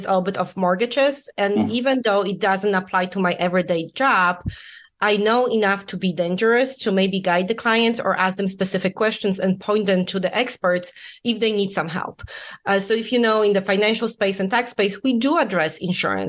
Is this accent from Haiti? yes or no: no; Poland; English is a second language; moved away as an adult; also born or lived in Illinois; I was born and raised in Poland